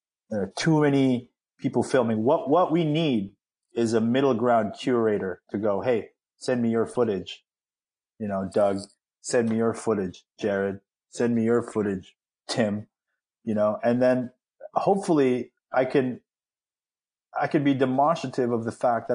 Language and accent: English; Philippines; I'm, you know, Filipino